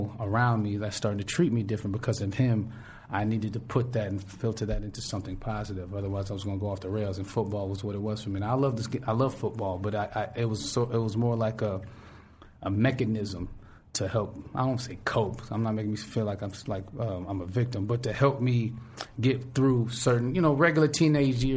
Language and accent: English; the Valley, California, United States; now in Brooklyn, United States; I'm from the Valley